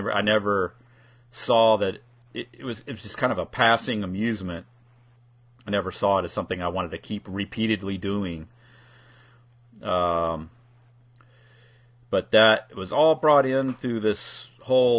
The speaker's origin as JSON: {"language": "English", "region": "California", "country": "United States", "moved": "yes", "said": "I'm originally from California"}